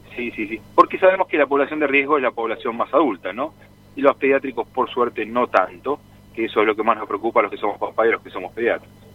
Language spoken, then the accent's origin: Spanish; Argentina; Nosotros como argentinos